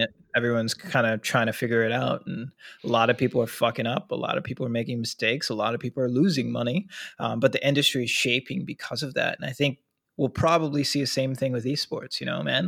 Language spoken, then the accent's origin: English; Minnesota, United States; I'm from Minnesota too